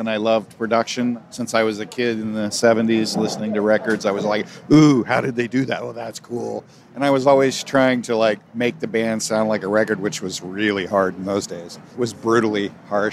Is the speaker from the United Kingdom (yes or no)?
no; Bay Area, California, United States; also born or lived in Virginia / Oklahoma; Predominantly in the Bay Area. As a child in the South, but in Virginia and Oklahoma briefly, and then most of my life here in the Bay Area on the peninsula.